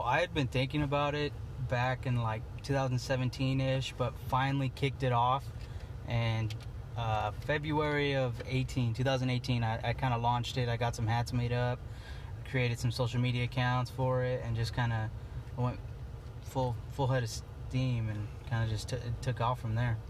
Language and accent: English; Eastern Oregon, United States; I'm from Eastern Oregon, and I am the founder of EO Boys